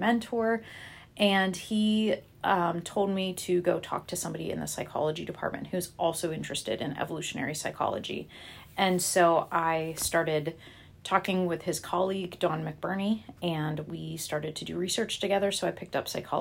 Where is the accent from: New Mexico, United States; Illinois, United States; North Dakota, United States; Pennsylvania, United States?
Pennsylvania, United States; Butler; I grew up just outside of Pittsburgh in a town called Butler, Pennsylvania.